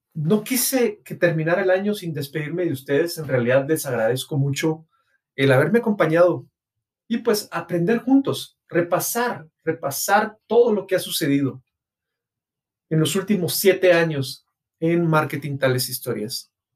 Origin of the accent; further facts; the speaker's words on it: Guatemala; mi país, Guatemala